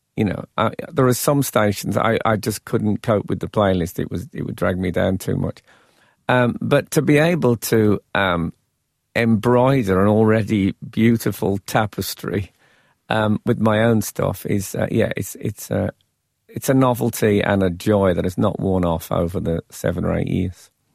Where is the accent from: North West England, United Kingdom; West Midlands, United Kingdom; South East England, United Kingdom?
West Midlands, United Kingdom; Birmingham; moved away as an adult; also born or lived in London; I was still fresh from Birmingham. And then, of course, I've spent some time amongst the chattering classes in the capital